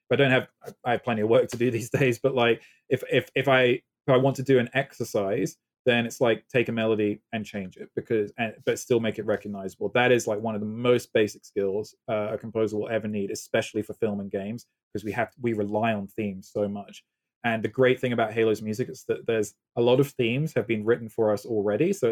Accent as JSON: {"language": "English", "country": "United Kingdom", "accent": "British", "moved": "yes", "said": "I have my faint British accent still"}